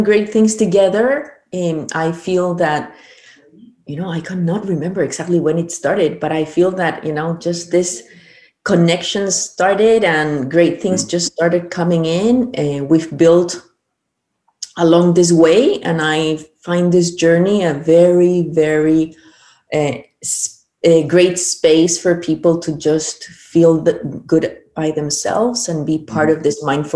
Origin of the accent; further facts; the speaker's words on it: Peru; moved away; also born or lived in Chile; I'm originally from Peru, but I lived in Chile 21 years, so I started back home